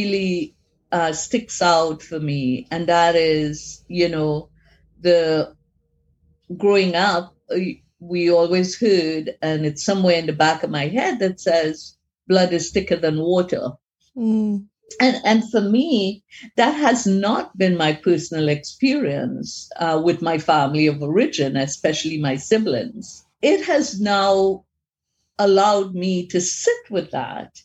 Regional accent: Trinidad & Tobago; moved away; I'm originally from Trinidad in the Caribbean. We followed the, at that point in time, we followed the British system of education. So preparing for O levels

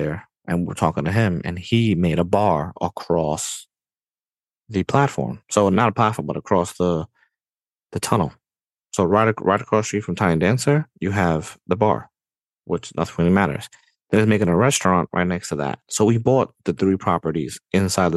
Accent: New York City, New York, United States; I'm from New York, bro. I was born and raised here

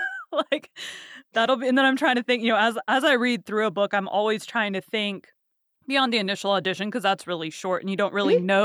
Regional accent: Texas, United States; I've been born and raised in Texas, so a mm-hmm. lot of my family have like Southern accents. I don't.

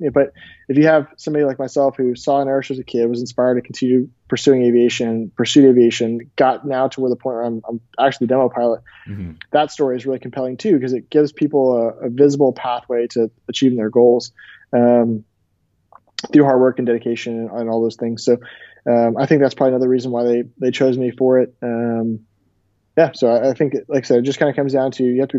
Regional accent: Tampa, Florida, United States; I went to the show in my hometown, Tampa, Florida

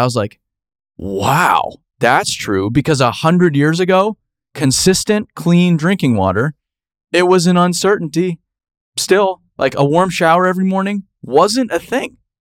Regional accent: Phoenix, Arizona, United States; growing up in Phoenix, Arizona

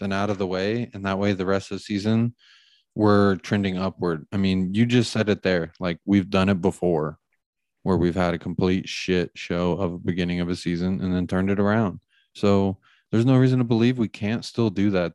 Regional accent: United States; we're American

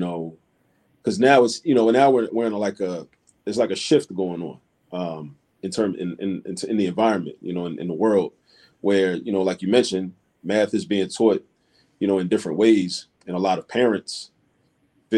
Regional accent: Baltimore, Maryland, United States; now in Philadelphia, United States; I grew up in Baltimore, Maryland

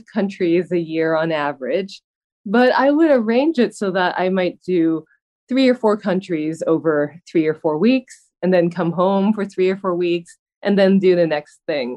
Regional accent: Vancouver, British Columbia, Canada; that's my hometown, and that's where I am during the pandemic.

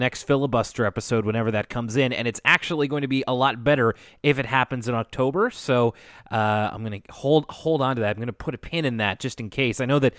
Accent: Minnesota, United States; I do want to inform you that I'm from Minnesota, and it's not always cold unless you're in Duluth

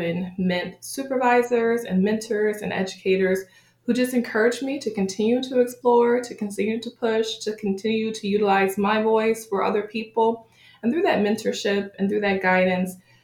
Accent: Buffalo, New York, United States; I grew up in Buffalo, New York, Western New York area, but my family is originally from Beckley, West Virginia.

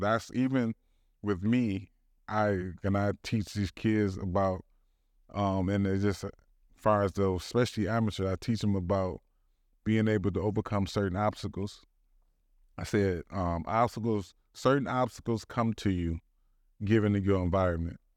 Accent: Detroit, Michigan, United States; born or raised there; also born or lived in Southfield, Michigan

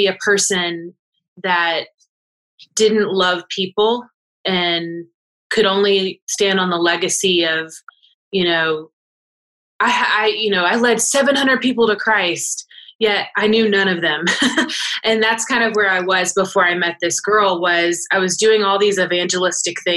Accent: Lawrenceville, Georgia, United States; moved away as an adult; I'm in Gwinnett County and I grew up in Lawrenceville

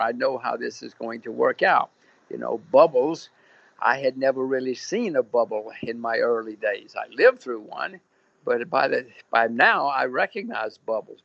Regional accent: United States; moved away as an adult; now in Singapore; I'm an American. My kids are Americans

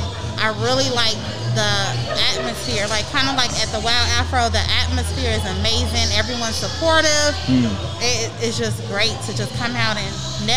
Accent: Chicago, Illinois, United States; now in Athens, United States; I'm originally from Chicago. I'm residing in Athens.

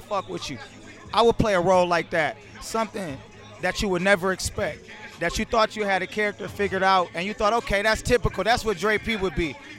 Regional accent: Toledo, Ohio, United States; we from Toledo, Ohio

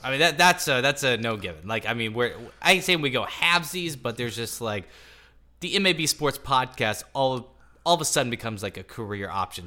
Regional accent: Topeka, Kansas, United States; I'm from Topeka, Kansas

